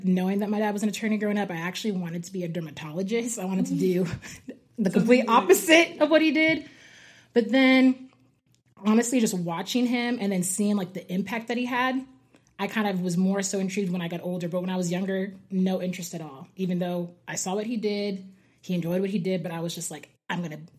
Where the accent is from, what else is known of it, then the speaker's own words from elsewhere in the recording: Edmond, Oklahoma, United States; I'm from Edmond, Oklahoma. I went to undergrad at the University of Oklahoma, and now I'm at OCU Law with Haley and Sam.